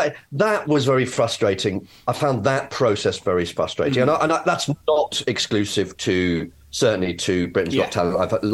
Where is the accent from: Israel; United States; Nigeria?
Nigeria; I'm actually Nigerian, right?